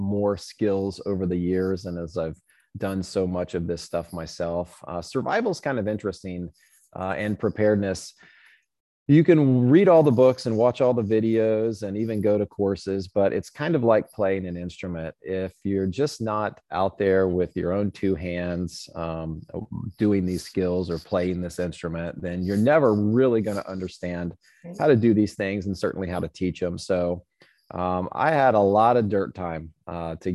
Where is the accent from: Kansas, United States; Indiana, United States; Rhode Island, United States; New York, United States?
Indiana, United States; Southern; I grew up in Boy Scouts in Southern Indiana.